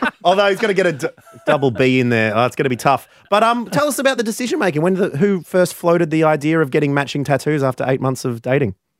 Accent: near Framlingham, Victoria, Australia; this place is so close to my hometown

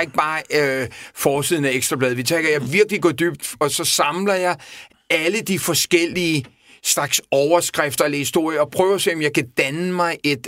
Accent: Copenhagen, Capital Region of Denmark, Denmark; jeg voksede op i Vestervå Ungdomsgård i en helt anden, helt anden verden

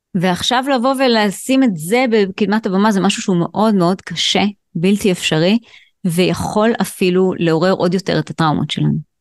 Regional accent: Israel; אני גדלתי בקיבוץ

